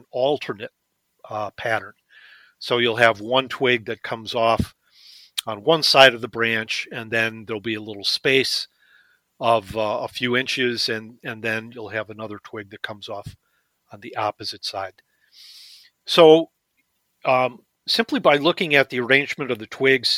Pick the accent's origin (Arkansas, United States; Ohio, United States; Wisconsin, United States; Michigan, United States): Michigan, United States; Detroit; moved away as an adult; also born or lived in Maine; when I grew up in Detroit, the house we lived in on the back fence